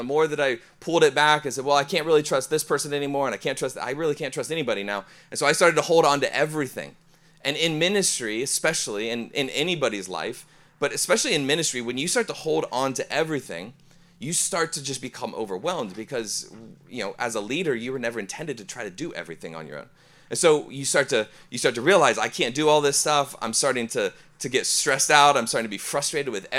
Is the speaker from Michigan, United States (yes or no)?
no; Ohio, United States; I'm from Ohio area.